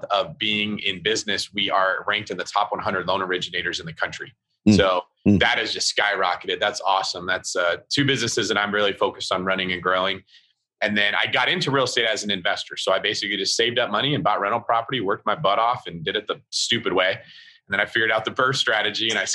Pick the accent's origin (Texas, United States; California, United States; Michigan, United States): California, United States; Northern; I'm a California kid. So I grew up in Northern California. I still live in that area